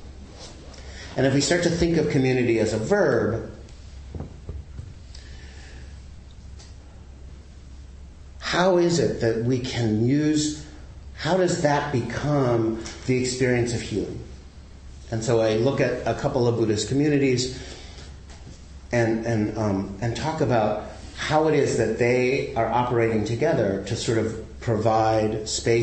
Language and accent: English; the South, United States; I grew up in the South in a really conservative family